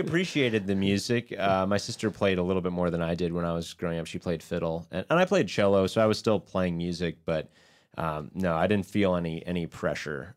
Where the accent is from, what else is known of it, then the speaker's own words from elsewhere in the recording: Baltimore, Maryland, United States; also born or lived in Ithaca, New York; we're from Baltimore